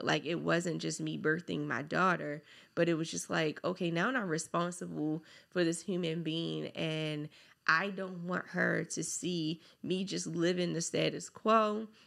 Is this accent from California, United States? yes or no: no; Baltimore, Maryland, United States; I grew up from Park Heights to Gilmore Projects